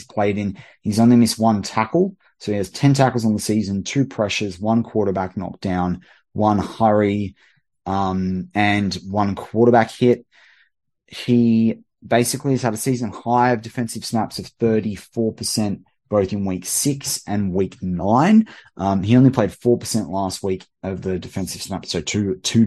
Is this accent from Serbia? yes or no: no; Australia; as an Aussie